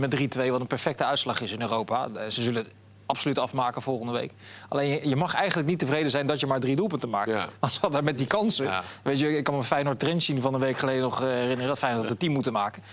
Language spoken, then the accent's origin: Dutch; Netherlands; wij als Nederlanders